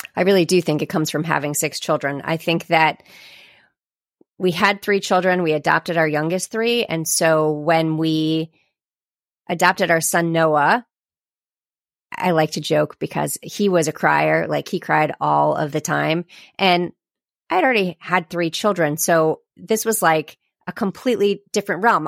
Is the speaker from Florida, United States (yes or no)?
yes; Sarasota, Florida, United States; I am from Sarasota, Florida